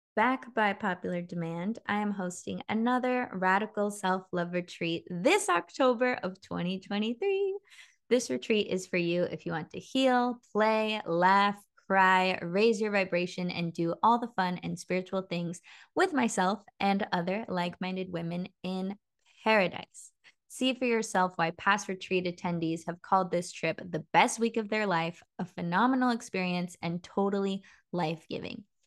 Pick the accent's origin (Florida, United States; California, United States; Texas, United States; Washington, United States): California, United States; Petaluma; I grew up in Petaluma